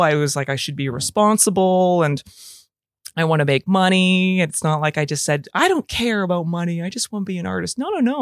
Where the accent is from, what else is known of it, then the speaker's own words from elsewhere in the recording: Calgary, Alberta, Canada; now in Toronto, Canada; I live in Toronto, Canada. Uh, I'm originally from Calgary, Alberta.